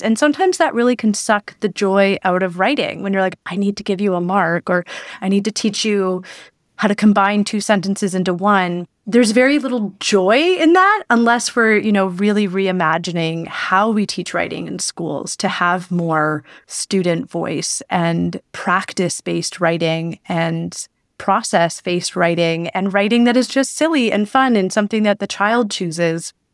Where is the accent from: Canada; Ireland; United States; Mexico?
Canada; Belleville, Ontario; now in Toronto, Canada; I live in Toronto. I'm from Belleville, Ontario